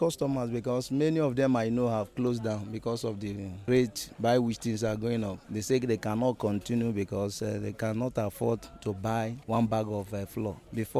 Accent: Nigeria; I'm a Nigerian.

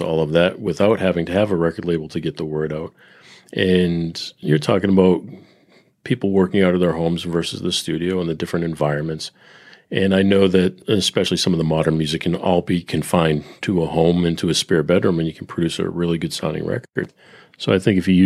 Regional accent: Boston, Massachusetts, United States; moved away; also born or lived in Nashville, Tennessee; I grew up in Boston

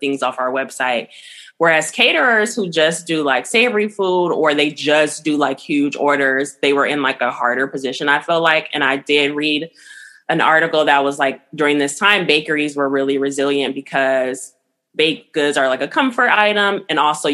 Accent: Los Angeles, California, United States; moved away as an adult; now in Oakland, United States; I'm from Los Angeles, like I said, and I came here to go to school at SF State

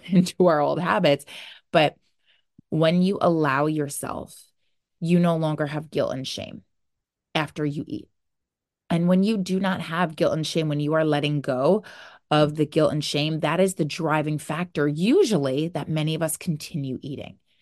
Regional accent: New Jersey, United States; I am from New Jersey.

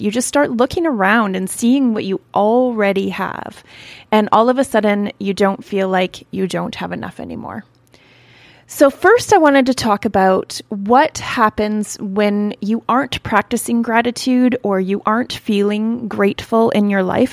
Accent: Canada; I'm from Canada

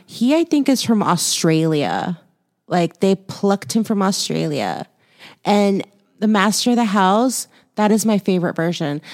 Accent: Houston, Texas, United States; moved away; I was born in Houston, raised there for a while, lived there for a while

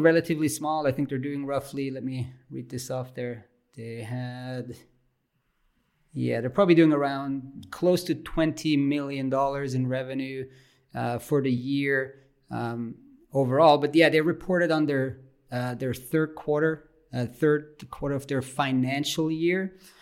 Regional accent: German-speaking Switzerland, Switzerland; English is a second language; I'm from the German speaking part of Switzerland

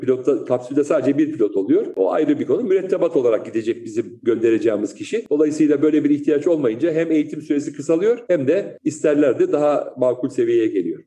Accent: Istanbul, Turkey; also born or lived in Berlin, Germany; Ben aslen Rizeli olup Üsküdar'da doğmuş, İstanbul Üsküdar'da doğmuş, büyümüş birisiyim.

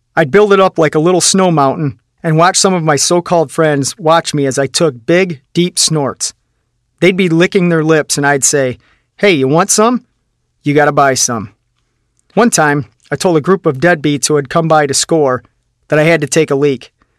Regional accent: Midwest, United States; also born or lived in Sylvania; I lived in a one-room apartment in my hometown

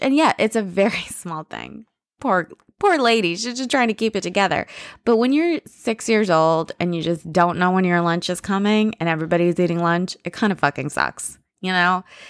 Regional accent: United States; I'm very American. You know, I'm more American than anything else

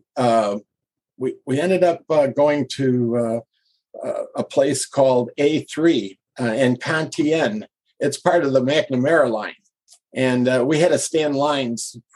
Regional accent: Chicago, Illinois, United States; I'm from Chicago

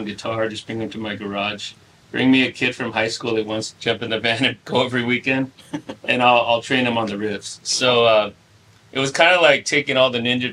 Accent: Salinas, California, United States; also born or lived in San Diego; Started in my hometown, streets of Salinas, California

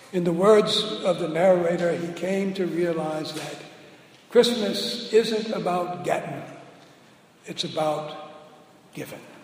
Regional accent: New Orleans, Louisiana, United States; moved away; we're both from New Orleans. I was still in New Orleans or in the New Orleans environs.

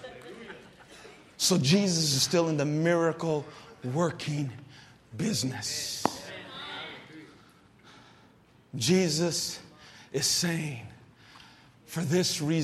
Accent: San Jose, California, United States; also born or lived in Oklahoma; I'm born and raised in East San Jose, right here on Story and Galahad, right down the street

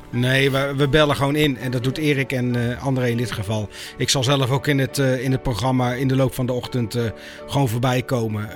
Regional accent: North Brabant, Netherlands; moved away; ik kom uit Brabant

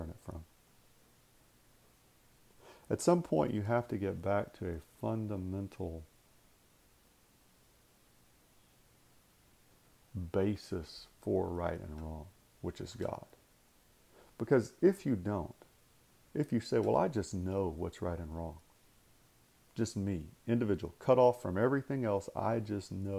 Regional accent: United States; being Americans, being that distinctive nation and people

